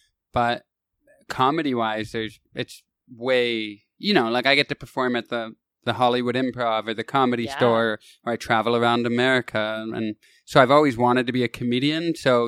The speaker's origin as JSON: {"language": "English", "town": "Kitchener", "region": "Ontario", "country": "Canada", "tie": "born or raised there", "also_born_or_lived": "Toronto", "moved": "as an adult", "lives_now": "Los Angeles, United States", "said": "That's not where I moved from, but that's my hometown."}